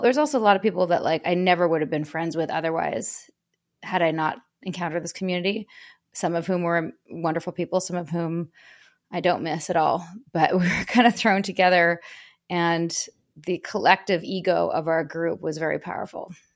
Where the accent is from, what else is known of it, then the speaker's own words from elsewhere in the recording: Vancouver, British Columbia, Canada; I'm from Canada, born and raised in Vancouver.